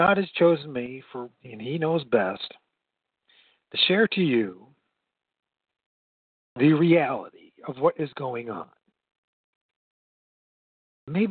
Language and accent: English; United States; I grew up in the United States of America, the good old U.S.